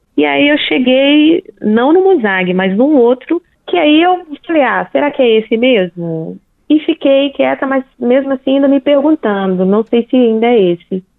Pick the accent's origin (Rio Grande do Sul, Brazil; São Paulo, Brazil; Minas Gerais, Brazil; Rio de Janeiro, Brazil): Minas Gerais, Brazil